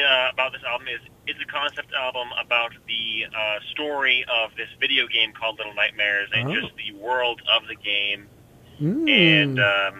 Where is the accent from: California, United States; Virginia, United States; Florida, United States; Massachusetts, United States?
Massachusetts, United States; Haverhill; moved away as an adult; now in Salem, United States; I am from Haverhill. However, I currently live in Salem because I'm going to school.